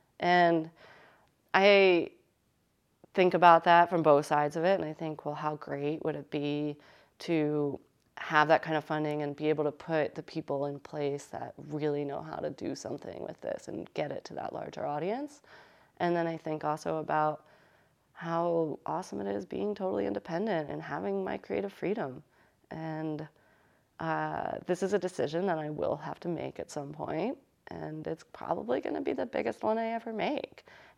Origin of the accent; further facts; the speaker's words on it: United States; And, you know, we're from Connecticut and New York, and it's easy to find people that are like us here